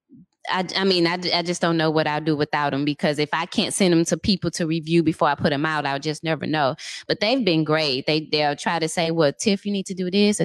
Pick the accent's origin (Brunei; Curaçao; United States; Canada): United States; St. Louis, Missouri; moved away as an adult; also born or lived in Dallas, United States; now in Seattle, United States; I'm from St. Louis. I moved to Dallas. I stayed from Dallas for 10 years. And then last March, I actually moved to Seattle.